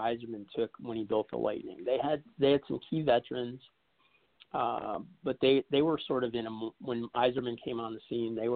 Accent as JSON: {"language": "English", "town": "Detroit", "region": "Michigan", "country": "United States", "tie": "born or raised there", "said": "my hometown"}